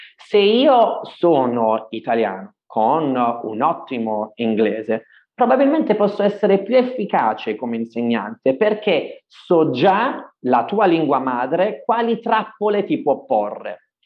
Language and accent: Italian; Ireland; now in Italy; essendomi trasferito insomma da giovane in Irlanda, avendo fatto le scuole in Irlanda e così via, sono considerato madrelingua, mm-hmm. uh, proprio, sono irlandese